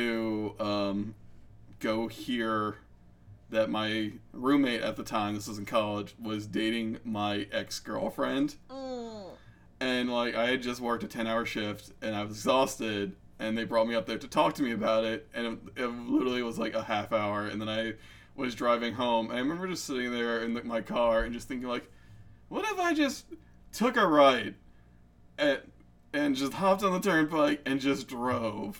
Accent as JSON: {"language": "English", "region": "New Jersey", "country": "United States", "said": "I come from Jersey"}